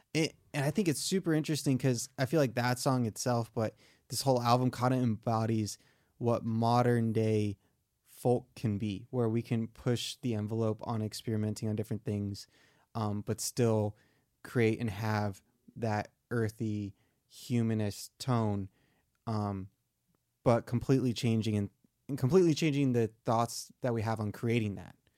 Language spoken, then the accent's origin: English; Michigan, United States; accent: southern; moved away; I grew up in Michigan, so snow days were super exciting